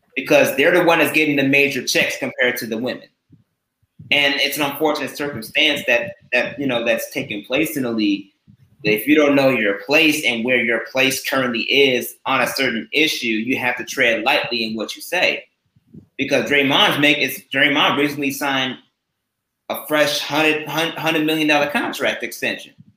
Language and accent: English; Oswego, Illinois, United States; I'm from Oswego